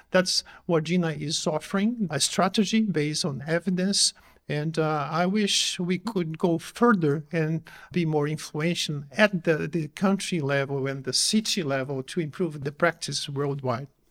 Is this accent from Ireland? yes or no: no; Brazil; I come from Brazil